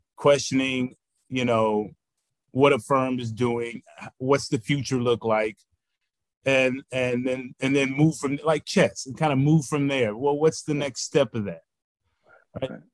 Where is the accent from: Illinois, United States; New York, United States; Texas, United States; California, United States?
Texas, United States; Houston; also born or lived in St. Louis, Missouri; a Houston native